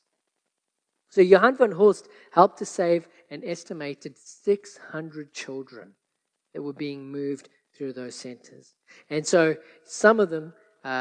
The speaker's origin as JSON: {"language": "English", "country": "South Africa", "tie": "born or raised there", "said": "growing up in South Africa"}